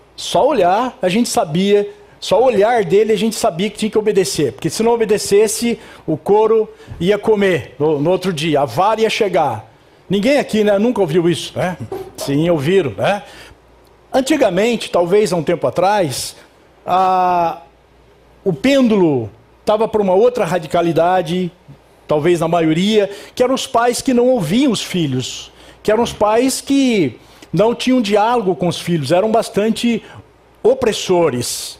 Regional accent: Itapetininga, São Paulo, Brazil; Eu sou de Itapetininga

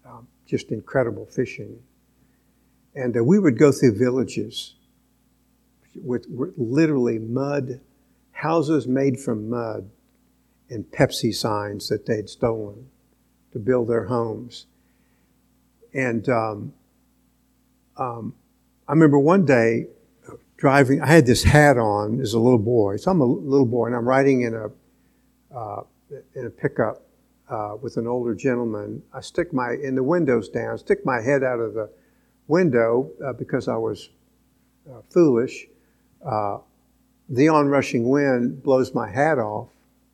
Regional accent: Venezuela; born there; I was born in Venezuela in an oil camp.

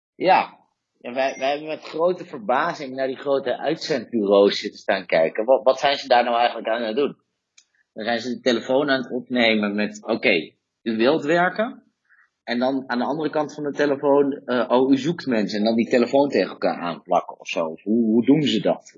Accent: Netherlands; moved away; als Nederlander

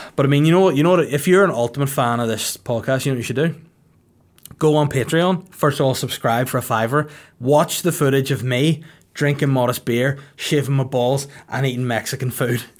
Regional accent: Bangor, Northern Ireland, United Kingdom; It's in Bangor, the Kingdom of North Down, my hometown

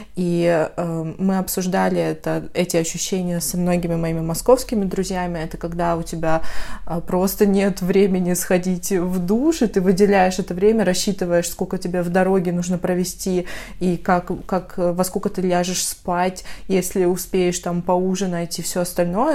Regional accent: North Caucasus, Adygea, Russia; moved away as an adult; also born or lived in Moscow; я из Адыгеи, Северного Кавказа

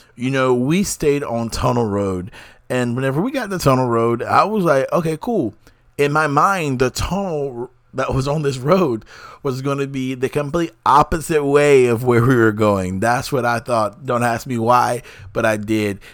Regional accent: North Carolina, United States; being a North Carolinian and being an American

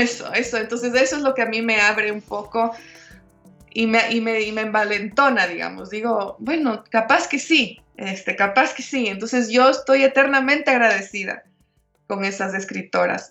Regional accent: Guayaquil, Guayas, Ecuador; yo nací en la costa, yo nací en Guayaquil, que está a hora y media del mar

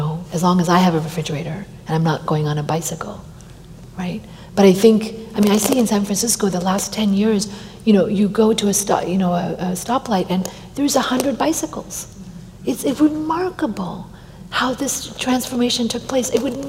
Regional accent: Delhi, India; also born or lived in Washington, D.C. / California; now in United States; I'm an American. I come from California. I was born in India and raised in Delhi and Washington, D.C. And I feel like I've had bifocal lenses, you know, two different ways of growing up.

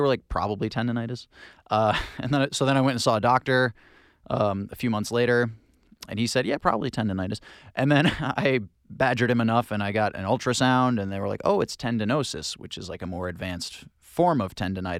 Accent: Hope Valley, Rhode Island, United States; I'm originally from Hope Valley, Rhode Island. Very small town.

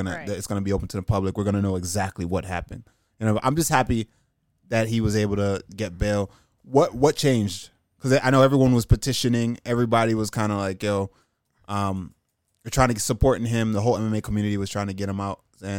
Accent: New York, United States; I'm from New York

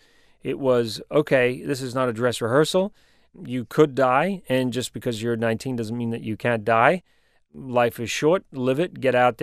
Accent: New Zealand; accent: New Zealand; I'm a New Zealander. My accent has changed a little bit, but I've spent my life living around the world, and so my accent is pretty mixed up.

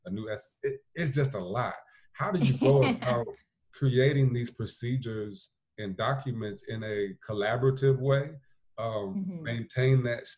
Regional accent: South Bend, Indiana, United States; my home school district from when I was growing up in South Bend Schools, their handbook hadn't been updated since the 80s.

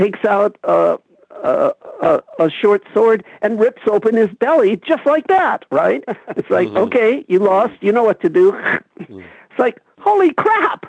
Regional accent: Los Angeles, California, United States; I grew up in Los Angeles in the Eisenhower era in the 1950s

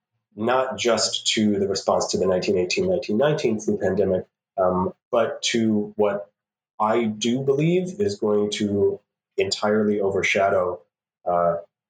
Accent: St. Louis, Missouri, United States; as a native St. Louisan

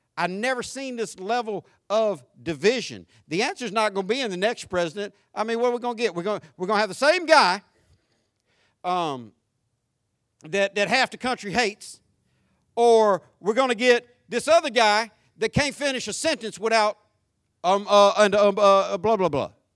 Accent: Florida, United States; I grew up in Florida

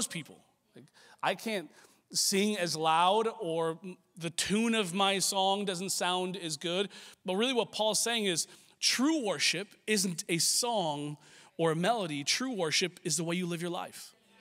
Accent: Washington, United States; now in Los Angeles, United States; I grew up in Washington State

